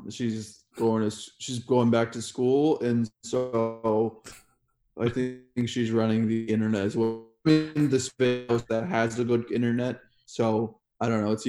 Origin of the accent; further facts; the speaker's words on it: Japan; also born or lived in Kenya / Germany / Turkey; now in Estonia; I grew up in Japan, uh, Kenya, uh, Germany. Uh, I spent the last three years of high school in Turkey